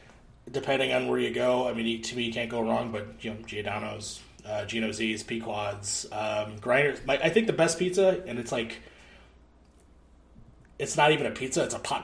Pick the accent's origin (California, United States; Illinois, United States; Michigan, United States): Illinois, United States; Chicago; I grew up here in the South Side pretty much. Pretty much all my life. Small detour in the early 20s